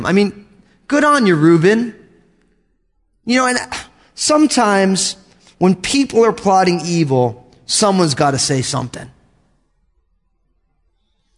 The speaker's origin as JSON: {"language": "English", "region": "New Jersey", "country": "United States", "tie": "born or raised there", "said": "I grew up in New Jersey, and my family came out of Brooklyn"}